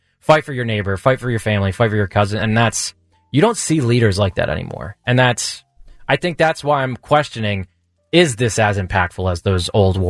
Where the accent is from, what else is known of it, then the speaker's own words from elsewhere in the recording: United States; as much as I am an American and I care about our country first